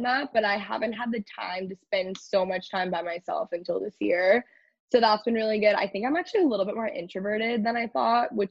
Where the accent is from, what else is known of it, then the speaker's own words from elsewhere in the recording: Texas, United States; I grew up in Texas.